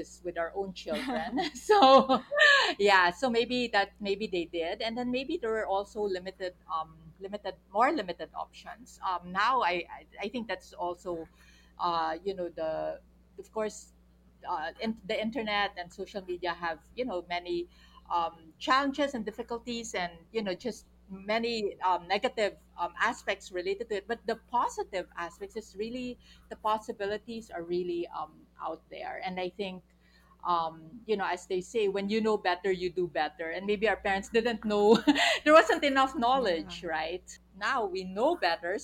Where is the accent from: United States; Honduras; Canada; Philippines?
Philippines; we're also Filipino